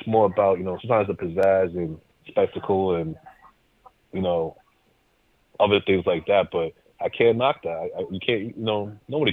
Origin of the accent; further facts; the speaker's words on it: Worcester, Massachusetts, United States; accent: Massachusetts; I come from a place called Worcester in Massachusetts. A lot of our words sound sharp